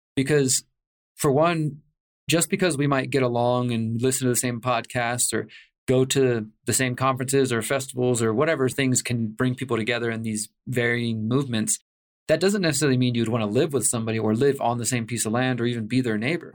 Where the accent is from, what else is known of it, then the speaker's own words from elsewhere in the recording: Houston, Texas, United States; moved away as an adult; now in Mexico; I'm originally from Houston, Texas, and I moved to Mexico right at the start of all the COVID insanity, March twenty twenty